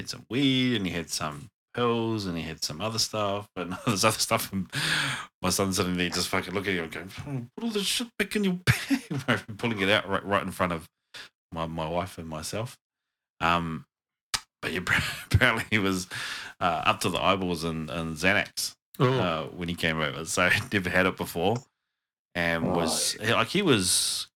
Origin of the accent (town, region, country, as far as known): New Zealand